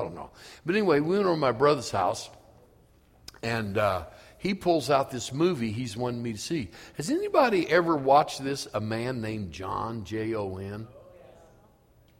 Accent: Elwood, United States; I grew up in Elwood, and I grew up in a community of black people

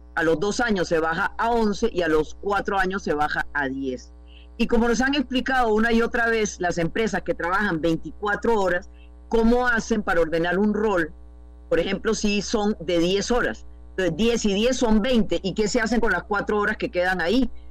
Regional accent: Costa Rica; como costarricenses

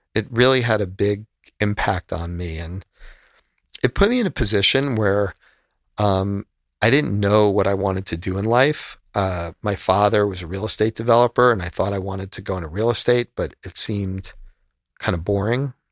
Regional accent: United States; also born or lived in Miami / Spain; just being an American

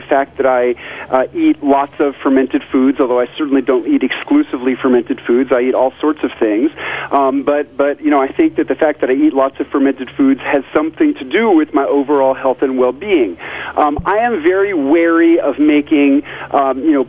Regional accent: New York City, New York, United States; moved away as an adult; also born or lived in rural Tennessee; now in Tennessee, United States; I grew up in New York City, and just as a child, before I ever heard the word fermentation, sour pickles were my favorite

